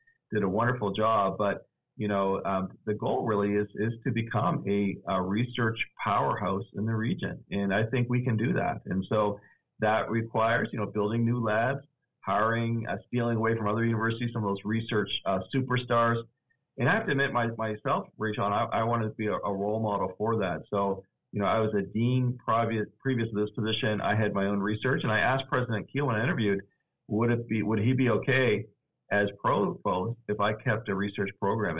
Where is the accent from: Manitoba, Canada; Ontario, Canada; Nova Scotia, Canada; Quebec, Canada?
Nova Scotia, Canada; also born or lived in Cincinnati, Ohio; now in Augusta, United States; I'm originally from Canada, actually. So this is a really nice winter compared to what I experienced growing up in Nova Scotia, Canada.